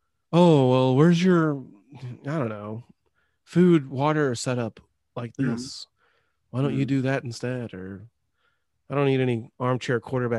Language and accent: English; Tacoma, Washington, United States; also born or lived in Idaho; I grew up in Tacoma mostly